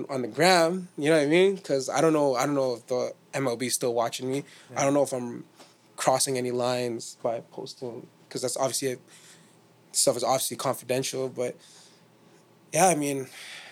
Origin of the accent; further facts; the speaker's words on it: Toronto, Ontario, Canada; we're from Toronto